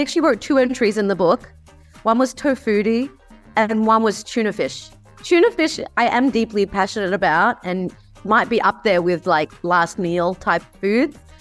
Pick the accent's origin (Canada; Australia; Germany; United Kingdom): Australia; I grew up in Australia